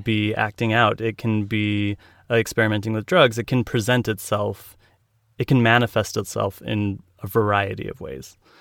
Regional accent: Utah, United States; Born and raised in Utah

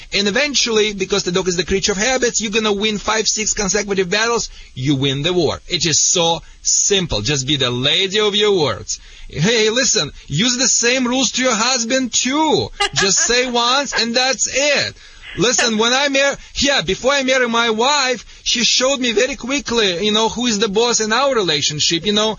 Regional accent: Russia; English is a second language; now in United States; Sorry for my accent. I think it's a Michigan accent. It's so contagious here in Michigan. You know, I came in Russia directly to the Michigan.

